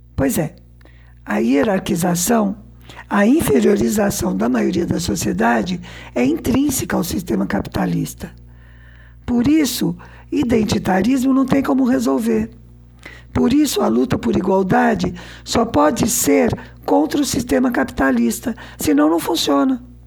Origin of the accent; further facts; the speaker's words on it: Southeastern Brazil, Brazil; Como boa brasileira sudestina, né, que eu sou